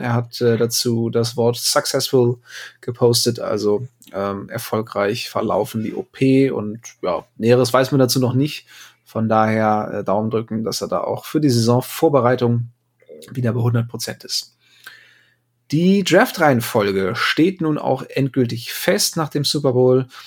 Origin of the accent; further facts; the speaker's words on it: Northern Germany, Germany; als Norddeutscher